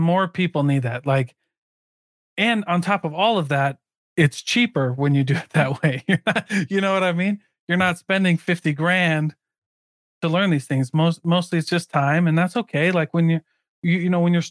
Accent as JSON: {"language": "English", "town": "Keokuk", "region": "Iowa", "country": "United States", "tie": "born or raised there", "said": "I grew up in a little town called Keokuk, Iowa."}